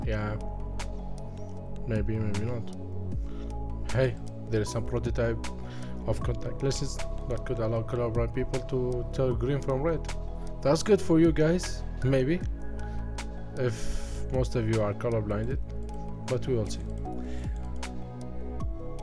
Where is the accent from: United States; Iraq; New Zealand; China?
Iraq; I'm from Iraq.